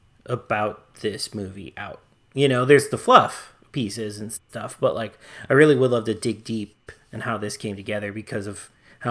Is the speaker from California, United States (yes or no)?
no; Chicago, Illinois, United States; I grew up in Chicago